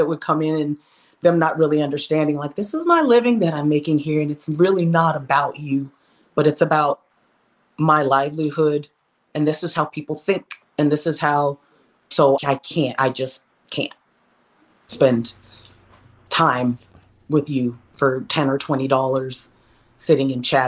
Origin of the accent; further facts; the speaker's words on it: Texas, United States; I'm from Texas